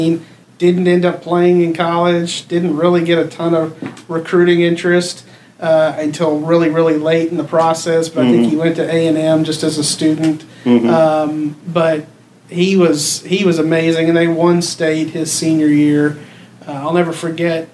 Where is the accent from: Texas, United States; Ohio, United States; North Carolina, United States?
Texas, United States; Brenham; I was in Brenham, my hometown